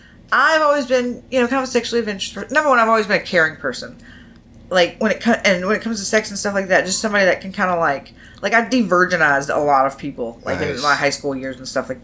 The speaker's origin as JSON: {"language": "English", "town": "Perry", "region": "Georgia", "country": "United States", "tie": "born or raised there", "also_born_or_lived": "Louisville, Kentucky", "lives_now": "Atlanta, United States", "said": "I'm originally from Louisville, Kentucky. Nice. Moved down to Georgia when I was in middle school in a little town called Perry, Georgia. I went to middle school and high school there. It is near Macon. It's just south of Macon."}